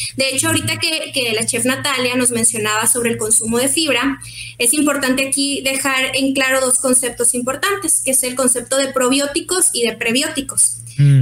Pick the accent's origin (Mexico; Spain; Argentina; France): Mexico; Mexicali, Baja California; supimos que éramos de Mexicali